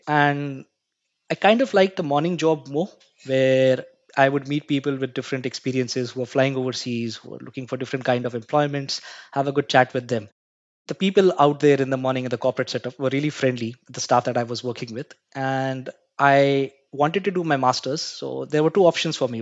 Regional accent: Mumbai, Maharashtra, India; I was born and brought up in Mumbai. I hail from a country called India.

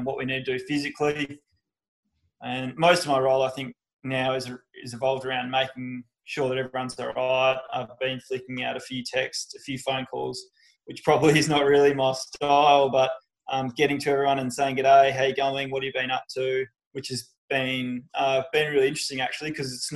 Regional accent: Margaret River, Western Australia, Australia; moved away; I grew up down in Margaret River

